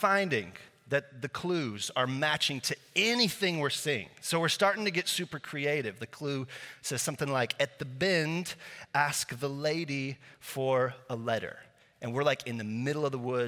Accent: Slovakia; first language Slovak; English is a second language; moved away; I grew up in Eastern Europe in a little country called Slovakia, formerly Czechoslovakia

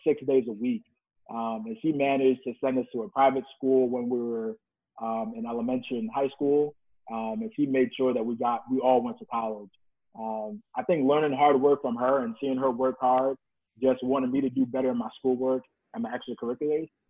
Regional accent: New York, United States; moved away as an adult; now in Atlanta, United States; I'm from New York, born in Brooklyn, lived in Jamaica, Queens.

